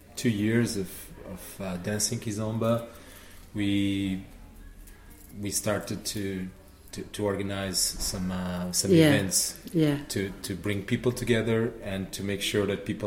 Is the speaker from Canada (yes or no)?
no; Lisbon, Portugal; moved away as an adult; also born or lived in Limerick, Ireland; now in Cork, Ireland; I'm from Lisbon. I was born in Lisbon and live in Ireland for the last 9 years.